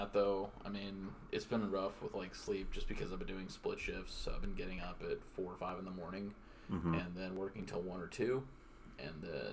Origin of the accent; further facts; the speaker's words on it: Texas, United States; moved away; I'm from Texas